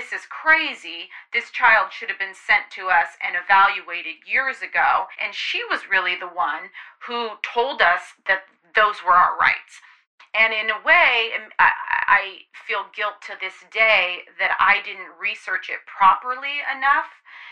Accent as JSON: {"language": "English", "area": "Marin County", "region": "California", "country": "United States", "said": "I'm from Marin County, which is in California, just north of San Francisco."}